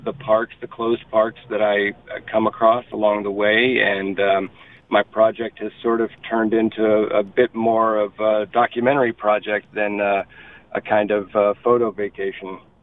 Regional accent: United States; as an American

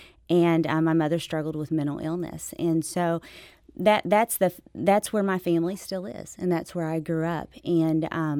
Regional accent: Dallas, Texas, United States; also born or lived in Memphis; now in Sikeston, United States; I was born in Memphis, spent my youngest years in Dallas, but my mama was from Sykeston, and so we always went back to Sykeston.

